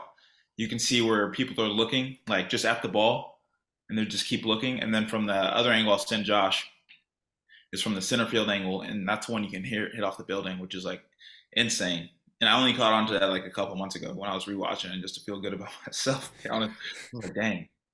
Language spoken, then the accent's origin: English; Sugar Land, Texas, United States; I'm from Sugar Land